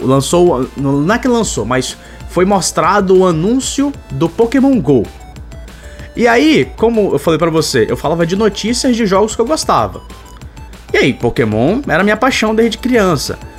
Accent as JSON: {"language": "Portuguese", "town": "Manaus", "region": "Amazonas", "country": "Brazil", "said": "eu sou de Manaus"}